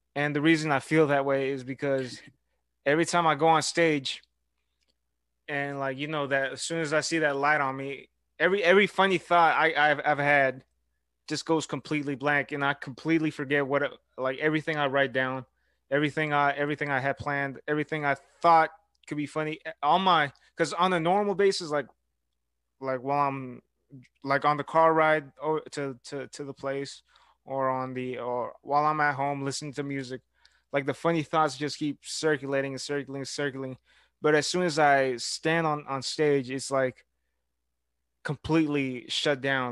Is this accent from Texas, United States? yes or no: yes; Houston, Texas, United States; now in Brenham, United States; I go to Blinn College, but I grew up in Houston